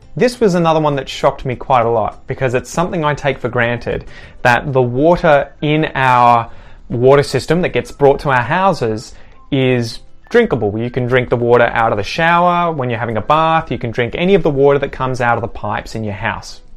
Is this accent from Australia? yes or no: yes; Australia; I grew up in Australia